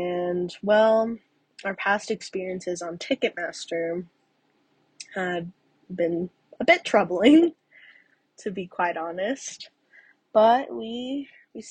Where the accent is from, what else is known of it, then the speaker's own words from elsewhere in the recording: Tucson, Arizona, United States; also born or lived in Evanston, Illinois; born in Evanston, Illinois before moving to Tucson, Arizona, around the age of 5, where I was later raised.